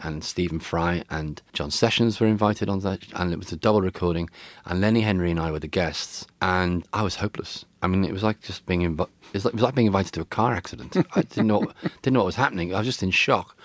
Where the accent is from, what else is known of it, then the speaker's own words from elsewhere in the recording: Liverpool, North West England, United Kingdom; growing up in Liverpool